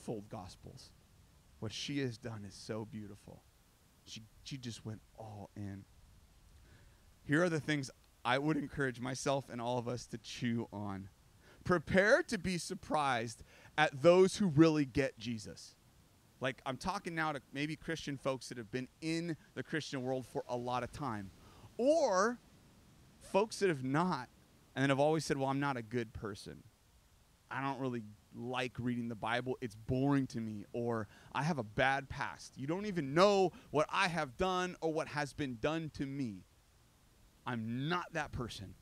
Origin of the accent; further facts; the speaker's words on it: United States; I'm American